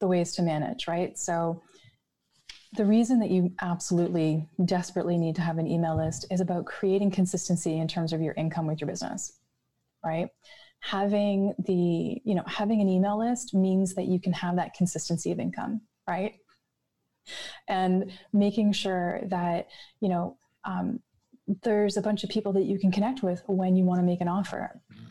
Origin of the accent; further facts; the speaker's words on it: Canada; I'm Canadian, there's snow.